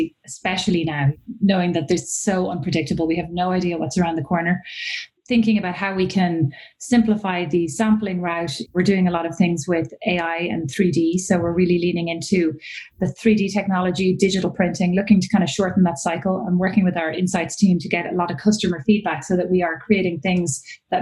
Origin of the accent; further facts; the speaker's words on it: Ireland; moved away as an adult; also born or lived in Milan / Paris; I'm Irish, so I graduated from college in Ireland